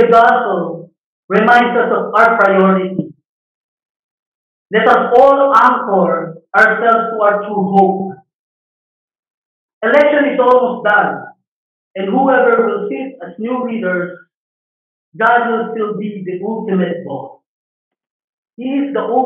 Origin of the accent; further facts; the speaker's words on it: Philippines; our nationality, being a Filipino